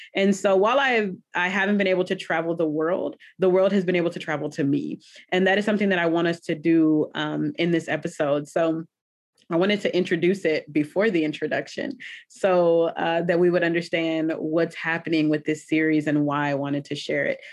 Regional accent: the South, United States; nobody has hospitality down like the south

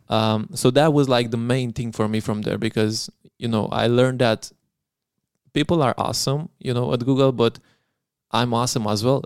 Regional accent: Craiova, Dolj, Romania; moved away as an adult; also born or lived in Zurich; I was from Craiova

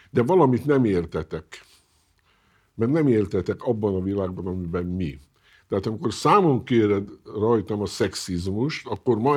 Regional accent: Hungary; Én avval nem foglalkozom, magyar vagyok, illetve akkor foglalkozom, kimegyek külföldre, akkor tudom, hogy nem külföldi vagyok, hanem magyar.

